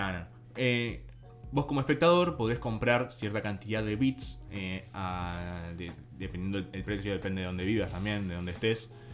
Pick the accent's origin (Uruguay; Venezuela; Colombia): Uruguay; Si vos sos de Uruguay, como en nuestro caso